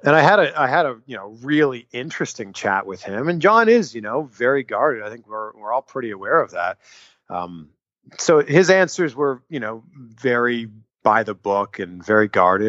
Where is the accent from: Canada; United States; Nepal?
Canada; I'm from Canada